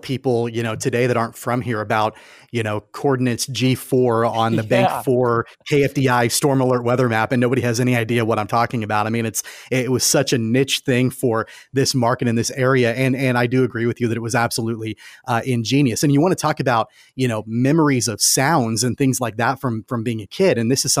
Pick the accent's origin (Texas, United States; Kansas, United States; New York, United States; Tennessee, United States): Kansas, United States; Wichita; And yeah, I grew up in Wichita